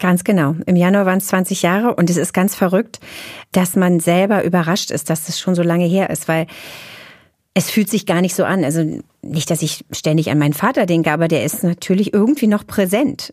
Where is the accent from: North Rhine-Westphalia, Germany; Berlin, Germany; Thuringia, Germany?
Berlin, Germany; Ich bin in West-Berlin zur Welt gekommen, bin groß geworden, war 18, als die Mauer fiel